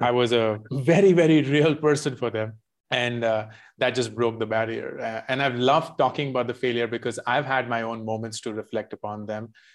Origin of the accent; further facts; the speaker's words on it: India; also born or lived in Michigan, United States; I grew up mostly in India, except for a couple of years when I was in the U S.